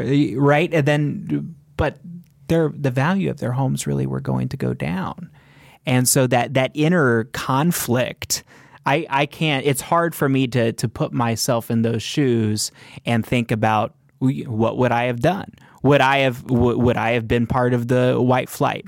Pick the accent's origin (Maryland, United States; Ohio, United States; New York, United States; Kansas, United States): Kansas, United States; Spring Hill; I grew up in Spring Hill, Kansas